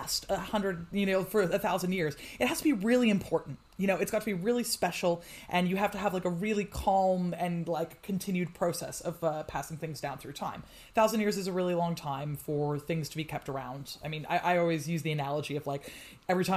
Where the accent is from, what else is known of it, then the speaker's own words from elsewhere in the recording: United States; now in United Kingdom; I'm, as you can tell from my accent, originally from the States, and I live in the UK now